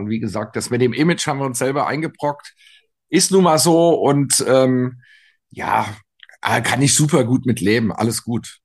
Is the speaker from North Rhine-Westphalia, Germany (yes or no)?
no; Frankfurt, Hesse, Germany; wir sagen ja hier in Frankfurt